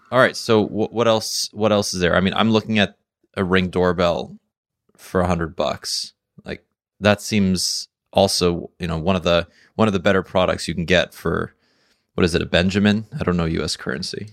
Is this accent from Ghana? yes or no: no; Canada; I'm Canadian